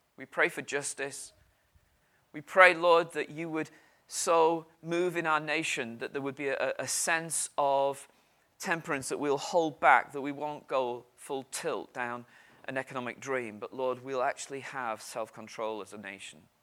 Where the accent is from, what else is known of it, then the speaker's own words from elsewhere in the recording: United Kingdom; we're British.